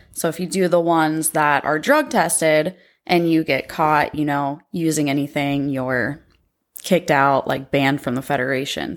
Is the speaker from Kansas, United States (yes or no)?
no; Pickaway County, Ohio, United States; also born or lived in Columbus, Ohio; I grew up in Pickaway County